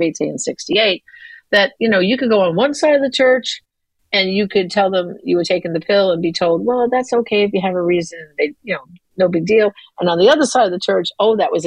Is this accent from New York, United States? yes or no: yes; New York, United States; I grew up in New York.